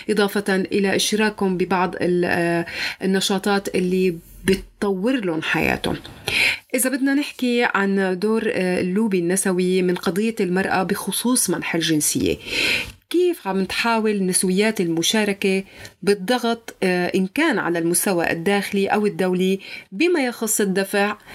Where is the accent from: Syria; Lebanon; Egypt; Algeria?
Syria; accent: Syrian; بس أنا ولدت على أراضيها وما شفت غير سوريا وبحكي لهجة سورية وبعرف عادات سوريا وحافظة كل تفاصيلها